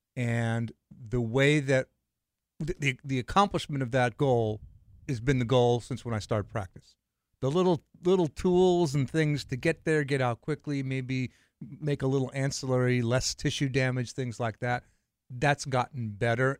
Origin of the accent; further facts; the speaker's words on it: Los Angeles, California, United States; I grew up in L A.